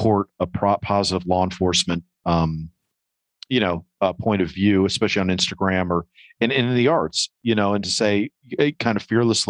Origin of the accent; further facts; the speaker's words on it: New York, United States; growing up in New York in the 80s